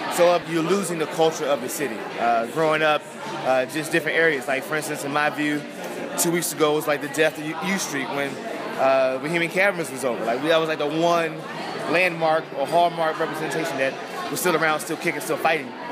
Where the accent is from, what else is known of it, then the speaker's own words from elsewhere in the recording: Washington, District of Columbia, United States; born and raised Washington, D.C.